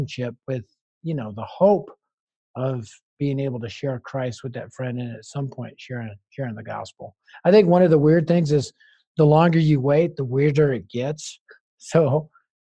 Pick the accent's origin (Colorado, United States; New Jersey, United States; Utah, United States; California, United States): Colorado, United States; Denver; I'm from Denver.